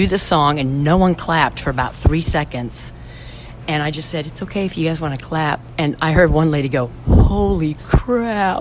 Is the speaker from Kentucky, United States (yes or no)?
no; Brighton, Illinois, United States; moved away as an adult; now in Nashville, United States; Brighton, Illinois, originally. It's a very tiny town.